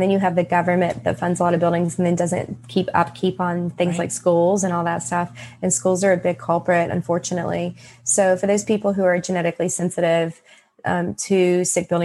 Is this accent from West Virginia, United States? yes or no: yes; West Virginia, United States; I'm from West Virginia